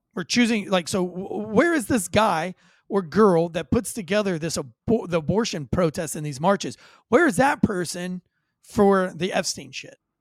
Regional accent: United States

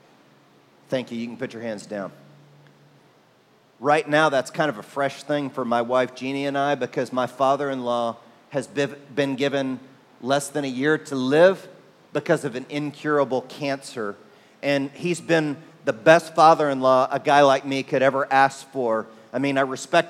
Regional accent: Oklahoma, United States; now in San Antonio, United States; when I was growing up in Oklahoma, in a part of the country known as Tornado Alley

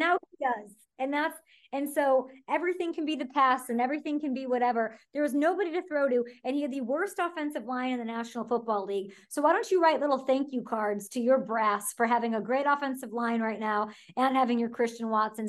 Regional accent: Chicago, Illinois, United States; I'm from Chicago

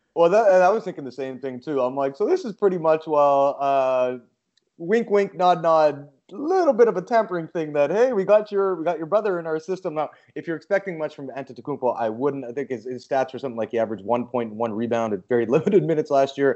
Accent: Vancouver, British Columbia, Canada; I'm from Vancouver, and we had the Grizzlies there

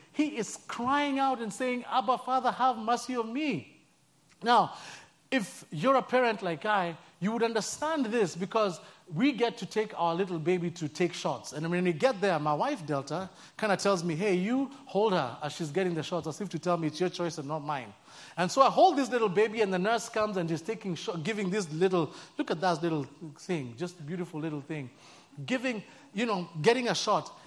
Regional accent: Nairobi, Kenya; moved away as an adult; I'm from born and raised in Nairobi, Kenya

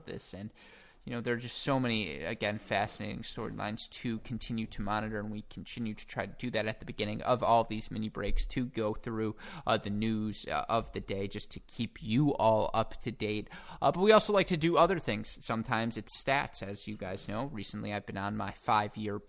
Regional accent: Michigan, United States; accent: Michigan A's; someone who drops their Michigan A's just like I do.

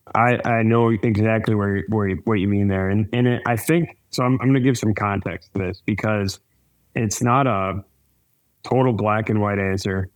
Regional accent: Wisconsin, United States; I grew up in Wisconsin

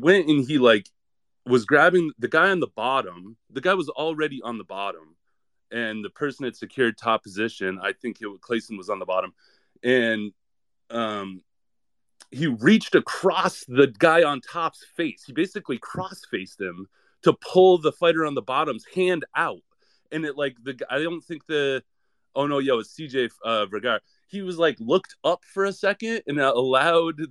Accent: New England, United States; I'm from New England

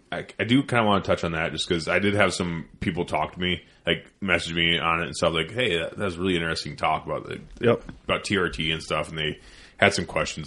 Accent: Iowa, United States; I'm from Iowa.

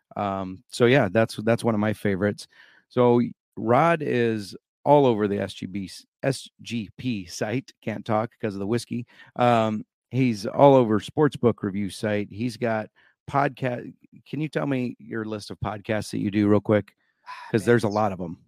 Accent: Iowa, United States; in my home state of iowa

